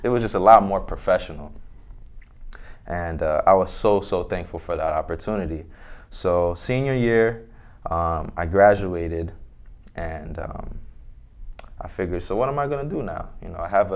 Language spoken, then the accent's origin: English; Orange, New Jersey, United States; I grew up in Orange, New Jersey